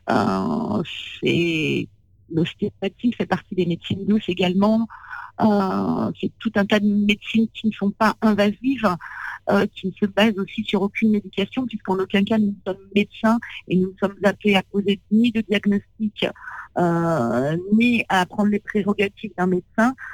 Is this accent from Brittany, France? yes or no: no; Gometz-le-Châtel, Île-de-France, France; Moi j'ai grandi dans dans un petit village qui s'appelle Gometz-le-Châtel, euh, dans la vallée de Chevreuse.